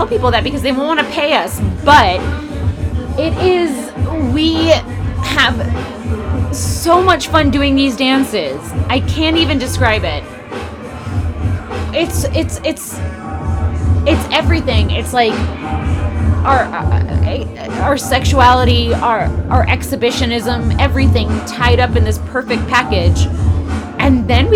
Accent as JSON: {"language": "English", "town": "New York City", "region": "New York", "country": "United States", "tie": "born or raised there", "said": "I was born on the Upper East Side and I was raised very classy"}